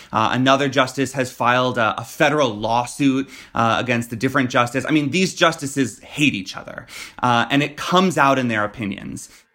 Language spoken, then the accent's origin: English; Florida, United States; my home state of Florida